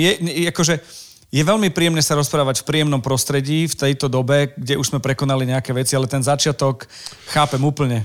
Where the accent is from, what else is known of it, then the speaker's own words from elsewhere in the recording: Michalovce, Košice Region, Slovakia; accent: eastern Slovak; ja som z Michaloviec